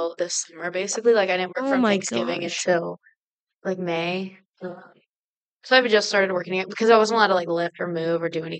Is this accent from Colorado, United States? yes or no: yes; Littleton, Colorado, United States; moved away as an adult; now in Montana, United States; I was born and raised in Littleton, Colorado, by my parents, Jason and Stephanie.